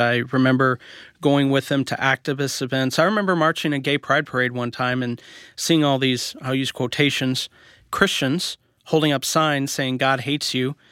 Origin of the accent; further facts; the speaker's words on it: Columbia, Missouri, United States; also born or lived in Kansas City; I was raised in Columbia, Missouri, in Kansas City. Actually, I started out in Columbia